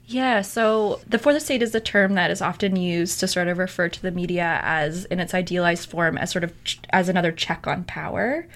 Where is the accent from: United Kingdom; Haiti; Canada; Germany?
Canada; Alberta; moved away; I'm from Alberta